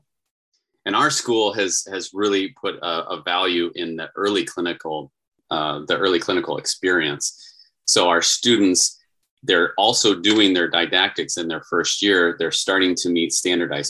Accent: Iowa, United States; now in Arizona, United States; I'm from Iowa

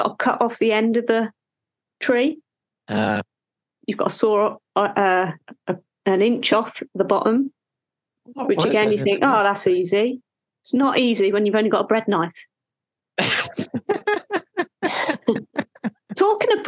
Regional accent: West Country, South West England, United Kingdom; accent: West Country; West Country accent came out there late

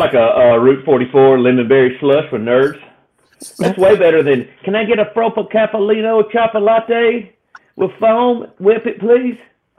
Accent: the South, United States; So growing up in the South, that's what we have, the sweet tea, right?

